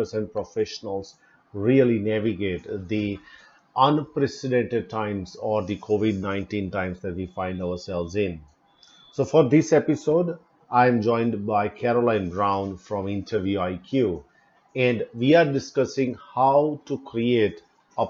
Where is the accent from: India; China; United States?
India; I'm from India